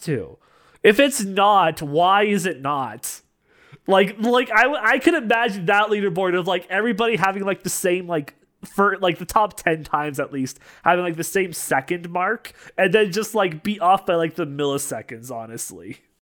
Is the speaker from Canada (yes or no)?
yes; Canada; I'm a Canadian